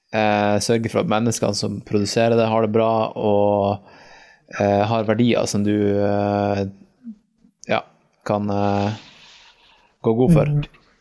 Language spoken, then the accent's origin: Norwegian; Norway; vi bor hjemme i Norge